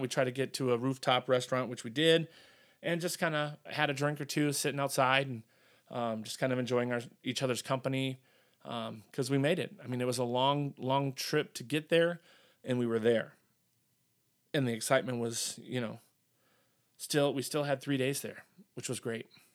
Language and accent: English; Wisconsin, United States; my hometown here in Wisconsin, you know, a town of ten thousand people